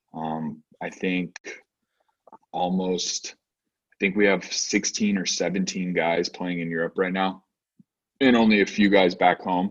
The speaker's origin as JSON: {"language": "English", "town": "Loomis", "region": "California", "country": "United States", "tie": "born or raised there", "also_born_or_lived": "Stockton", "said": "growing up in the U.S."}